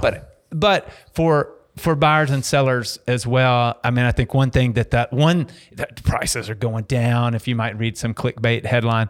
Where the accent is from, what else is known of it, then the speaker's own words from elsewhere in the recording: Dallas, Texas, United States; I grew up in Dallas going to Mav games